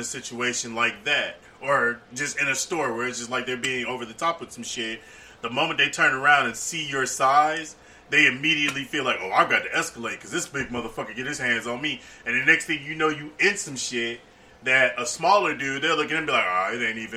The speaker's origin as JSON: {"language": "English", "town": "Cincinnati", "region": "Ohio", "country": "United States", "tie": "born or raised there", "also_born_or_lived": "Tuskegee, Alabama", "said": "I'm born and raised in Cincinnati"}